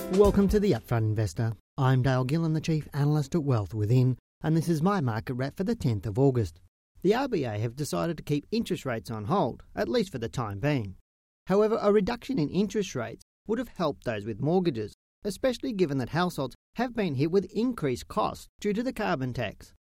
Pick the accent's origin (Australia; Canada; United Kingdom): Australia